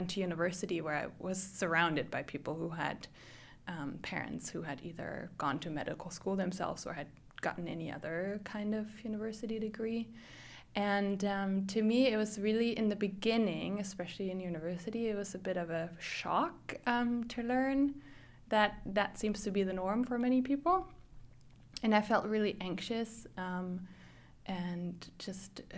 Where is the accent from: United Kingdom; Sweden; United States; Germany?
Germany; moved away as an adult; now in Vancouver, Canada; I'm originally from Germany, where I grew up as the oldest of three kids in a pretty large extended family.